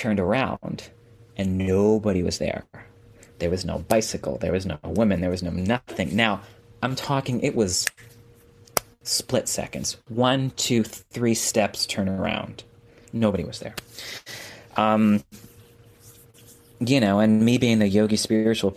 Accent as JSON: {"language": "English", "region": "New York", "country": "United States", "said": "as a New Yorker"}